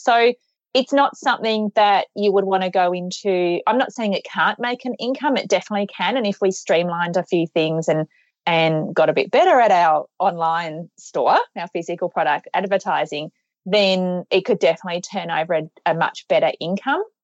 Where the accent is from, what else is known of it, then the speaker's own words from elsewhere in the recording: Australia; we're from Australia